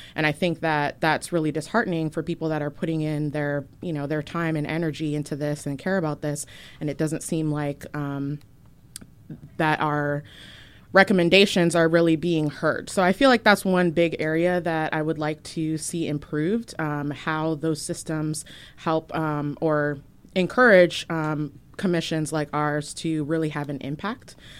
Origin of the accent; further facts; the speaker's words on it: Virginia, United States; moved away as an adult; now in Portland, United States; I am originally from Virginia, moved to Portland, uh, back in twenty thirteen